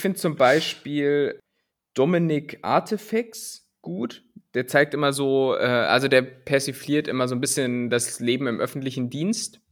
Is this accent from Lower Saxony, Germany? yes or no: yes; Lower Saxony, Germany; Wir kommen beide aus Niedersachsen